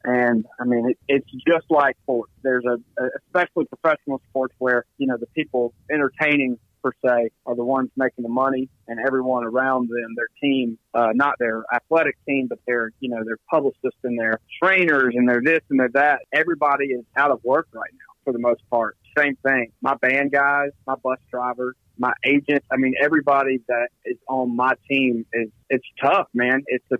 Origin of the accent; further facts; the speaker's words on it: Philadelphia, Mississippi, United States; Oh, man, it means everything. Mississippi is interesting because there's no professional team in the state